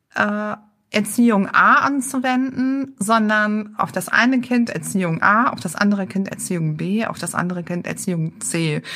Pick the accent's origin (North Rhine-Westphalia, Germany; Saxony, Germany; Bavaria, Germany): North Rhine-Westphalia, Germany; Düsseldorf; moved away as an adult; now in Berlin, Germany; Ich bin in Düsseldorf geboren und aufgewachsen